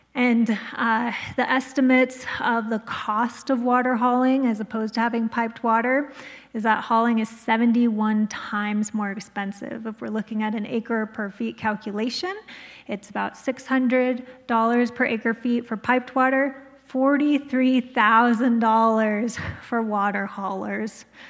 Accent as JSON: {"language": "English", "country": "United States", "said": "I came from Navajo"}